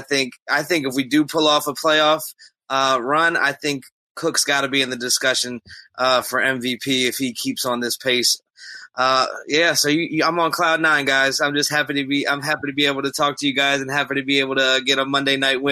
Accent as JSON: {"language": "English", "region": "Maryland", "country": "United States", "said": "I'm from Maryland, so you knew I was a Diggs fan."}